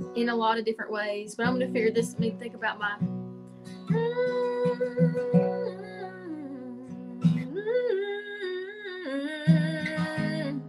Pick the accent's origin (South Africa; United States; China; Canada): United States; Pigeon Forge, Tennessee; also born or lived in Nashville; I grew up in Pigeon Forge and I sang at Dollywood